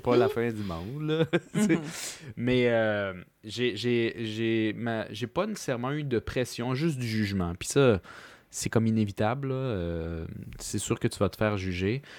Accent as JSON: {"language": "French", "region": "Quebec", "country": "Canada"}